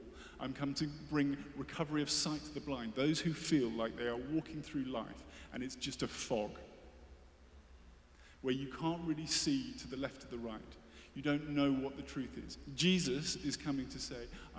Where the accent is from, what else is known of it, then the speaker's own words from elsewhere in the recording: United Kingdom; I'm British, as you can tell.